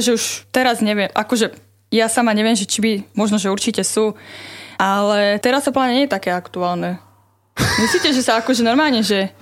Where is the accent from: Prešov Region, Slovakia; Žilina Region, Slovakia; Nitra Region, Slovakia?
Nitra Region, Slovakia; Levice; moved away as an adult; now in Trnava, Slovakia; Pochádzam z Levíc